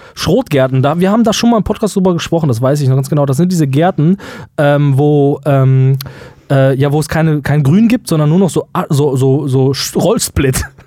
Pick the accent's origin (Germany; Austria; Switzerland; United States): Germany; wir als Deutsche